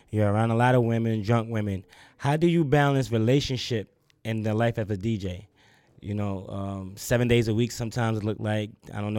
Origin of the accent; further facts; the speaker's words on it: New York, United States; now in Atlanta, United States; I'm from New York.